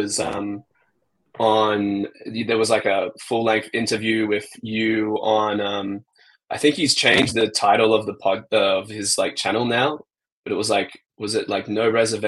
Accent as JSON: {"language": "English", "country": "Australia", "said": "I think I'm Australian and like Southeast Asia is convenient. It's closer to home, better time zone for Australia"}